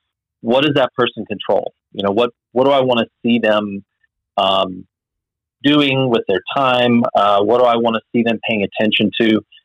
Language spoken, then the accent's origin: English; Cape Town, Western Cape, South Africa; now in United States; I grew up overseas in South Africa, Cape Town, South Africa.